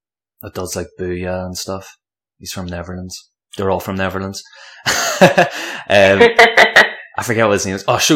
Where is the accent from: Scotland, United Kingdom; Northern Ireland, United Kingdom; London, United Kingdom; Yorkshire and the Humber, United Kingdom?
Northern Ireland, United Kingdom; Antrim; Whenever I was younger, I was from Antrim, so it was like sort of like, it was predominantly like Protestant